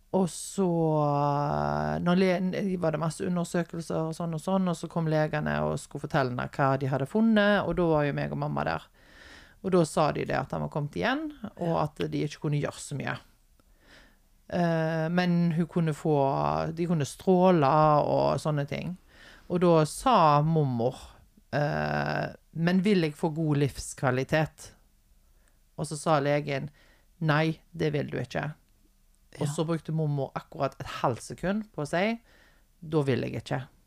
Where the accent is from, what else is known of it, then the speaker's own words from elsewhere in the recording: Haugesund, Rogaland, Norway; also born or lived in Stord; når jeg flytta fra Stord og ja. hjem igjen til Haugesund.